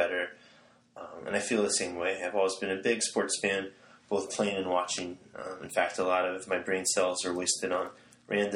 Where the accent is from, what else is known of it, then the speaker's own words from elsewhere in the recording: Allentown, Pennsylvania, United States; I'm from Allentown, Pennsylvania.